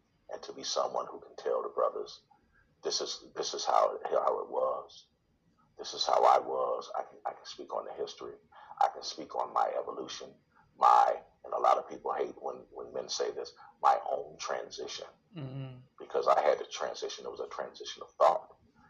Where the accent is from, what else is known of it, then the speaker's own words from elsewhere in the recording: Detroit, Michigan, United States; I was born and raised in Detroit. Went to high school in Detroit.